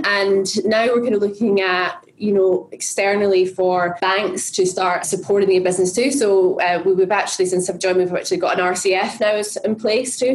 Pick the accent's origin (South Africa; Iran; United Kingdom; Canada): United Kingdom; Scotland; I'm Scottish, right? So it's in my blood.